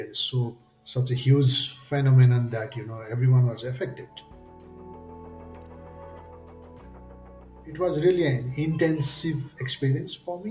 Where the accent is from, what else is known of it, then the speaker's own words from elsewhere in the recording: eastern Nepal, Nepal; moved away as an adult; also born or lived in Kathmandu; I come from outside Kathmandu. It's a place in eastern Nepal. So I did not have colleges in my hometown.